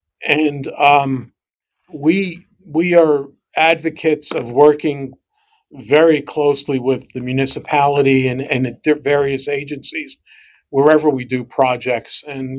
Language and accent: English; New York City, New York, United States; I grew up in Brooklyn also